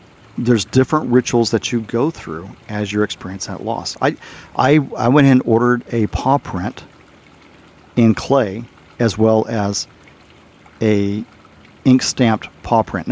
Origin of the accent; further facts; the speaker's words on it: the South, Texas, United States; also born or lived in Arizona / Germany; I'm from the South